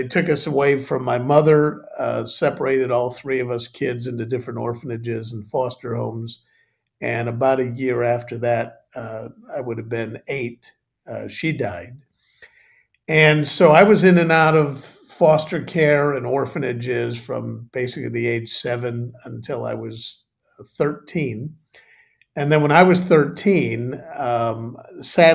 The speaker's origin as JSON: {"language": "English", "town": "Chicago", "region": "Illinois", "country": "United States", "tie": "born or raised there", "moved": "as an adult", "lives_now": "United Kingdom", "said": "I grew up in Chicago"}